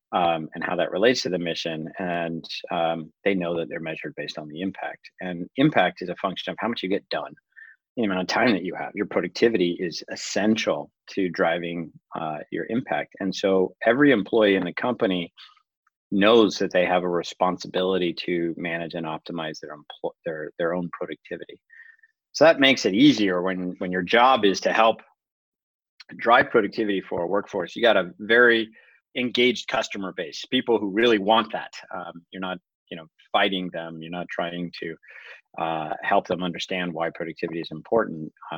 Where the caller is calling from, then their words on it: Los Altos, California, United States; I'm calling in from Los Altos, California.